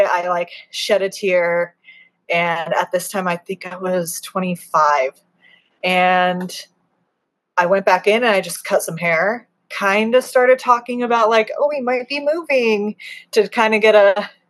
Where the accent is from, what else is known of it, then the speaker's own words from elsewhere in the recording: Arizona, United States; also born or lived in Kentucky / Colorado; Like I grew up in Arizona. We lived in Kentucky for a minute. We lived in Colorado for like